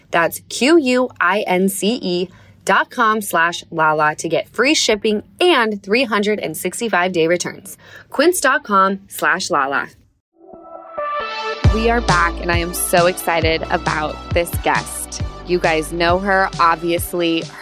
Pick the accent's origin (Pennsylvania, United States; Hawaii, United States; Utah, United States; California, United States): Utah, United States; we're from Utah.